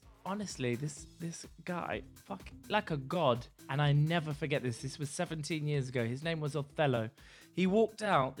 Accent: South West England, United Kingdom; now in London, United Kingdom; Well, I moved from London because I'm a Dorset boy and I didn't really know what was going right on.

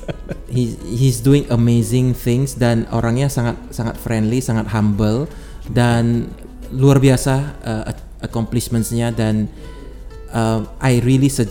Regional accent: Medan, North Sumatra, Indonesia; now in Bali, Indonesia; saya dari Medan aslinya, terus pindah ke Bali.

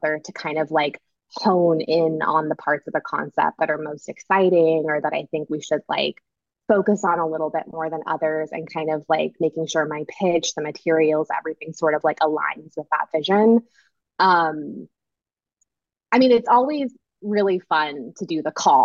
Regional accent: Southern California, United States; I grew up in Southern California

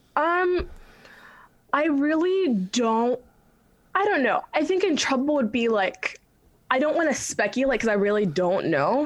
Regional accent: Westerville, Ohio, United States; also born or lived in Silver Spring, Maryland; Moved to Ohio, Westerville, Ohio, when I was like young. So I call like Ohio home

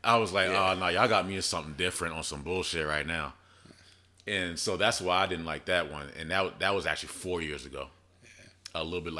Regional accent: Philadelphia, Pennsylvania, United States; moved away; also born or lived in Virginia / North Carolina; I was born in Philadelphia.

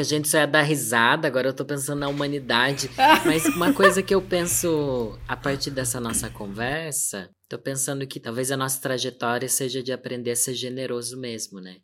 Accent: Sorocaba, São Paulo, Brazil; Sou do interior de São Paulo, da cidade de Sorocaba

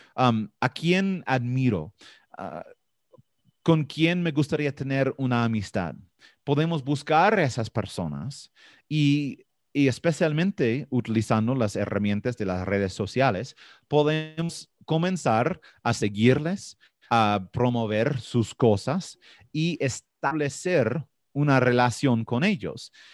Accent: Florida, United States; Spanish is a second language; yo soy de Florida

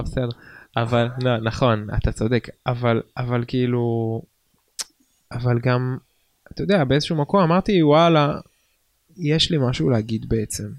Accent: Nesher, Haifa District, Israel; גדלתי בנשר

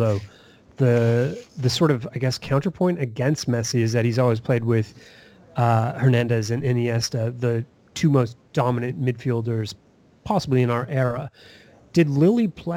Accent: Canada; I'm Canadian

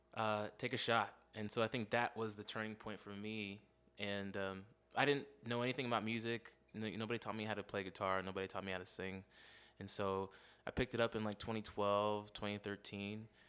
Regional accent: Las Vegas, Nevada, United States; me and my fam moved here to Vegas in '92. I grew up in Las Vegas

